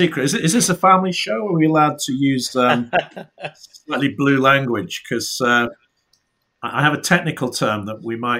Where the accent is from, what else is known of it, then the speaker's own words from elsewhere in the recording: England, United Kingdom; as English brewers, we were sort of going, look, this is crazy, the amount of hops that they're putting into the beer